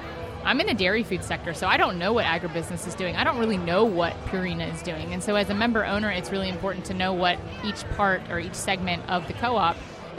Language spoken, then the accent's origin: English; Union Bridge, Maryland, United States; I am from Union Bridge, Maryland, and I'm a dairy farmer.